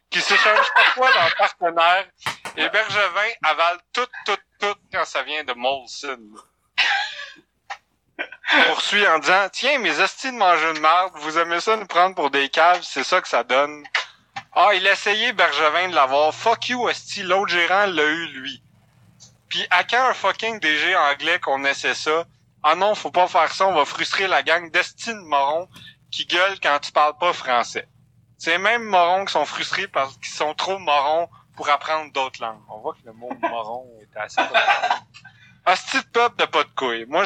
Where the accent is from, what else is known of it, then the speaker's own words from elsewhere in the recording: Quebec, Canada; Oubliez {S0} Montréal Montréal. On est des Québécois.